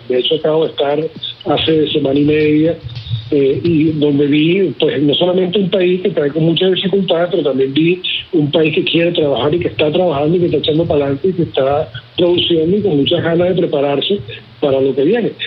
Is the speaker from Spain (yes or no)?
no; Venezuela; moved away; estaba en mi país